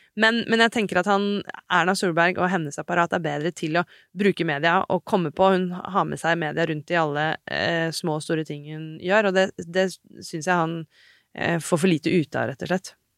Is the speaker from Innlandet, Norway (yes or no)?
yes; Hadeland, Innlandet, Norway; Jeg kommer fra Hadeland